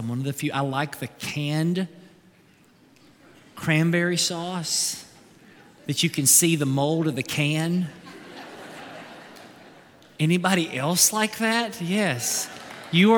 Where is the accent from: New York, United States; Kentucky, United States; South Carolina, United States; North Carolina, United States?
Kentucky, United States